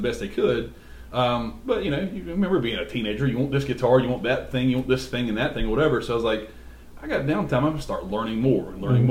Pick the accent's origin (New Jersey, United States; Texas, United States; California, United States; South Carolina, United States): South Carolina, United States; Bennettsville; We grew up in Bennettsville